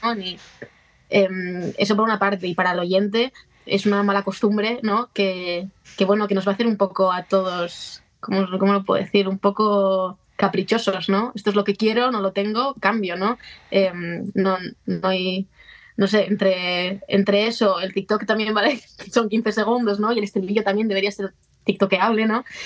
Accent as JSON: {"language": "Spanish", "area": "a town next to Barakaldo", "region": "Basque Country", "country": "Spain", "tie": "born or raised there", "said": "había una en Baracaldo, al lado de, mi pueblo"}